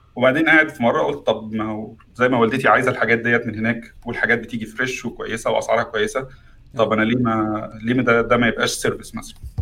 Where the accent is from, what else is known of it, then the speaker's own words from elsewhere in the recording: Egypt; moved away as an adult; now in United Kingdom; عندنا في مصر